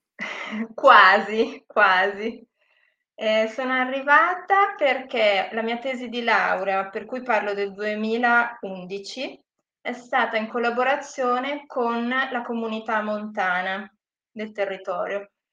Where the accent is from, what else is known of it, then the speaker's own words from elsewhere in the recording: Gravedona, Lombardy, Italy; also born or lived in Australia; io sono nata e cresciuta a Gravedona, per cui sono anche local